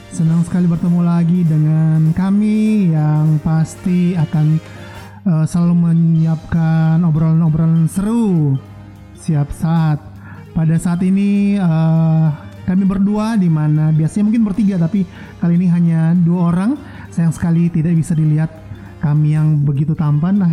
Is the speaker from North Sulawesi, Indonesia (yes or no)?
yes; Manado, North Sulawesi, Indonesia; saya berasal dari Manado. Nah jadi waktu saya masih kira-kira SMA sampai awal-awal saya sempat kerja itu masih di Manado.